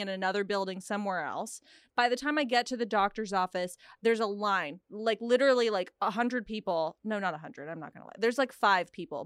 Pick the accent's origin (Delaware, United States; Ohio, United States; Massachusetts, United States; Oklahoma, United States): Oklahoma, United States; also born or lived in Texas; now in California, United States; I grew up in Oklahoma, lived in Texas for a while